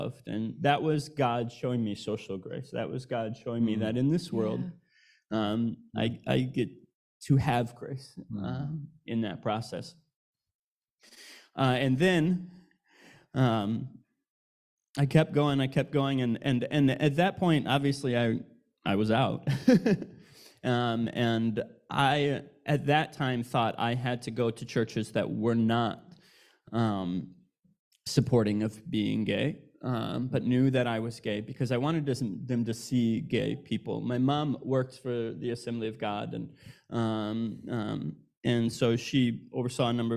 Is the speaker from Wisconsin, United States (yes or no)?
yes; Wisconsin, United States; I grew up in Wisconsin in a small town of 6,000, moved to a much bigger town of 20,000